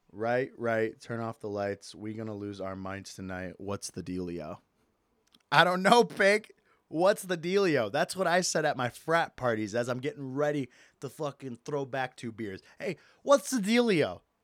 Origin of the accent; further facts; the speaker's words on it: Michigan, United States; moved away; Not my hometown, my home state, Michigan.